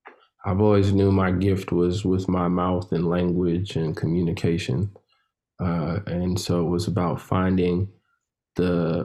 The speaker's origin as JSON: {"language": "English", "town": "Chicago", "region": "Illinois", "country": "United States", "said": "You know, I grew up all over America, but I'm originally from Chicago, and my uncle would take me to different rap events."}